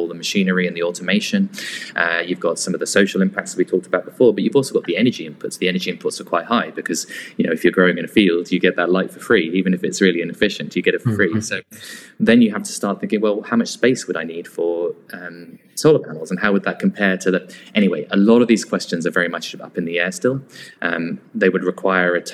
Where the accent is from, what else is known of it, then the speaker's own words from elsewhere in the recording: near Northampton, middle of England, East Midlands, United Kingdom; I was in grew up in the middle of England, so near Northampton